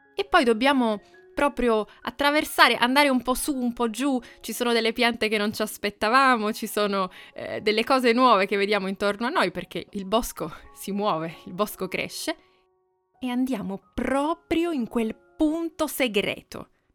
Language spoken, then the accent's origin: Italian; Piedmont, Italy; now in Assisi, Italy; vicino alla casa in cui sono cresciuta, quindi torniamo in Piemonte oggi